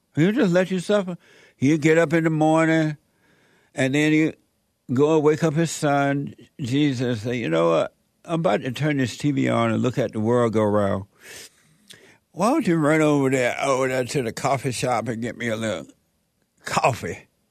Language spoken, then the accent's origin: English; Alabama, United States; moved away; the house I grew up in in Alabama had a fireplace